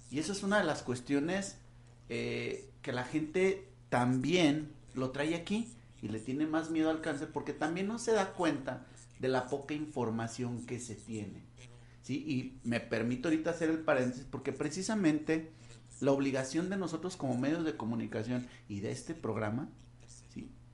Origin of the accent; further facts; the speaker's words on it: Mexico; Como buenos mexicanos